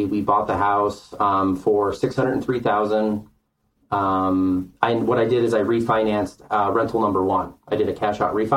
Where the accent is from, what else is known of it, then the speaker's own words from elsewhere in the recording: Lake County, Illinois, United States; moved away as an adult; also born or lived in Kauai, Hawaii / Colorado; now in Southern Colorado, United States; I grew up in Lake County, Illinois